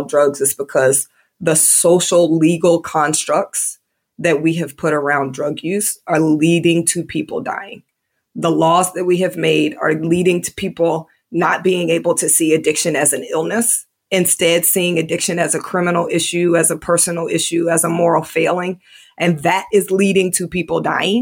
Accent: Indianapolis, Indiana, United States; now in Georgia, United States; Grew up in Indiana, which is very conservative

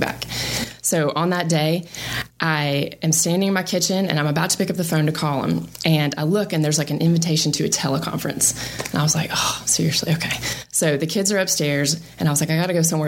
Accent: Marietta, Georgia, United States; moved away as an adult; also born or lived in Birmingham, Alabama; Born and raised in Marietta, Georgia

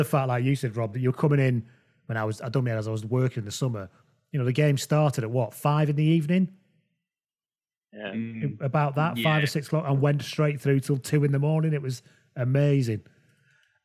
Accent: England, United Kingdom; we're all English people

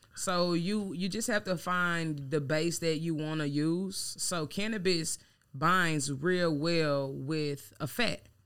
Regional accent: Louisiana, United States; now in Dallas, United States; I'm from Louisiana

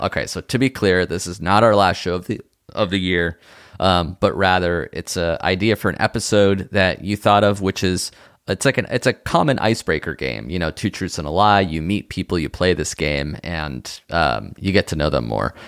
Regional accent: Israel; moved away; was born in Israel.

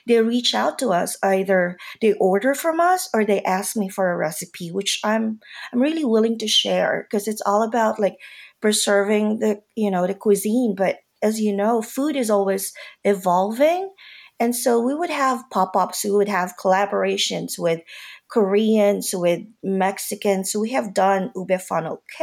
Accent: Manila, Metro Manila, Philippines; moved away as an adult; now in Atlanta, United States; I grew up in Manila. I grew up in the Philippines. I stayed there till college

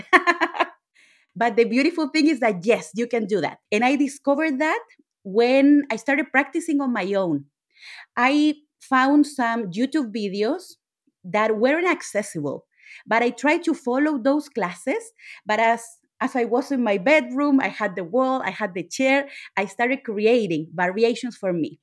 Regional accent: Chile; I'm Latina. I'm from Chile.

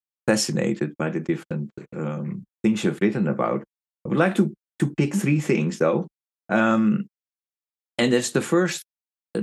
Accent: Seattle, Washington, United States; also born or lived in Spokane; I grew up in Seattle, Washington

